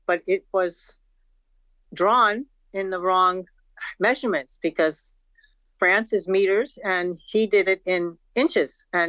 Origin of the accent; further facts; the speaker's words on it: Boston, Massachusetts, United States; Well, I'm actually from Boston.